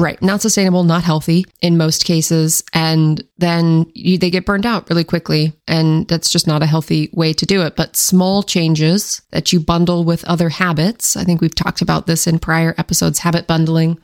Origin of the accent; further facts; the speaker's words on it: Washington, United States; I grew up in Washington State